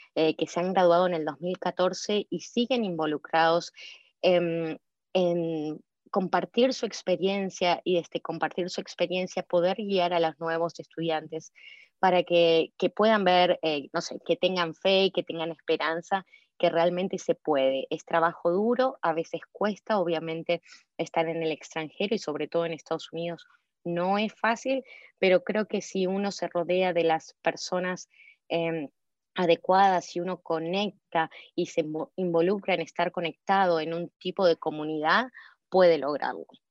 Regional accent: Ciudad Jardín Lomas del Palomar, Buenos Aires Province, Argentina; moved away as an adult; now in Chicago, United States; yo soy de Ciudad Jardín, Palomar, no sé si conoces, cerca de Urlinga, en el noroeste de Buenos Aires. Así que sí, nací y me crié toda mi vida ahí en Ciudad Jardín.

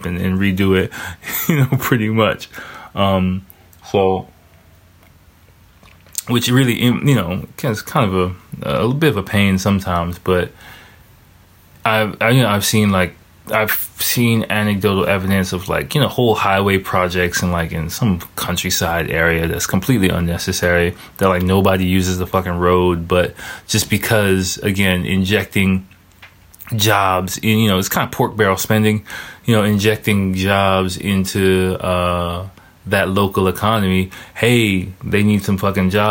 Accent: United States; now in Japan; my home country is America

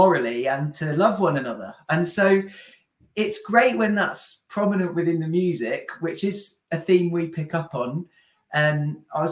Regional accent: near Coventry, West Midlands, United Kingdom; Will and I are from nearby

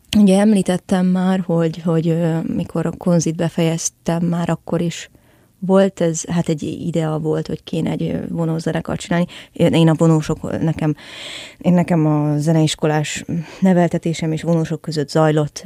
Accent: Budapest, Hungary; én a 17. kerületből származom egyébként, ami messze van.

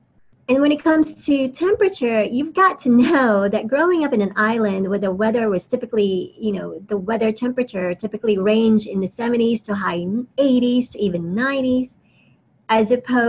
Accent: Atlanta, Georgia, United States; also born or lived in Philippines; I was born in the Philippines and I lived there for a few years when I was very young before I moved to Atlanta to live permanently with my family, my parents and my brothers.

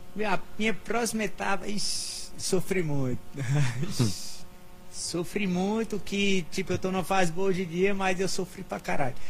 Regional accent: Sumé, Paraíba, Brazil; moved away as an adult; also born or lived in Congo (town of birth, Paraíba); now in São Paulo, Brazil; Com sete anos eu voltei para Sumé. E fui criado aqui em Sumé

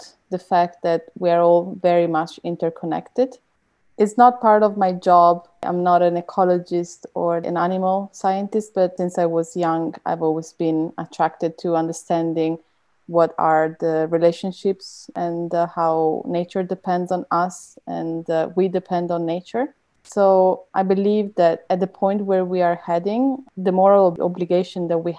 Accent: Italy; now in Germany; originally from Italy, but based in Germany.

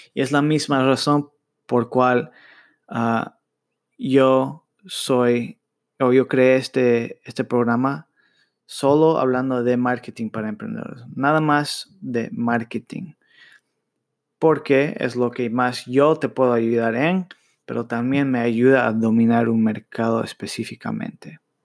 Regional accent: United States; yo nací en Estados Unidos, pero mis padres son latinos. Yo crecí hablando inglés en la escuela y español con mis padres

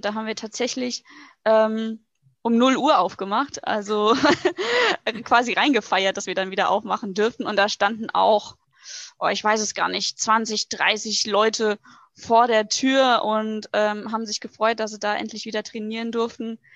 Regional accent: Butzbach, Hesse, Germany; now in Hungen, Germany; komme aus dem schönen Hessen, ähm, um genau zu sein, aus Butzbach, wohne jetzt aber ungefähr seit einem Jahr in Hungen

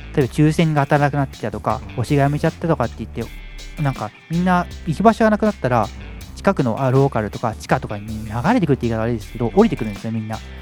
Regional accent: Shizuoka, Japan; moved away as an adult; also born or lived in Hokkaido / Tokyo; 1回静岡の実家を戻って

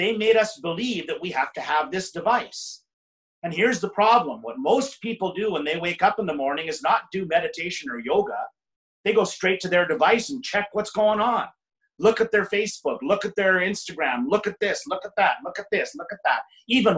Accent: Canada; I spent my summers growing up in Canada.

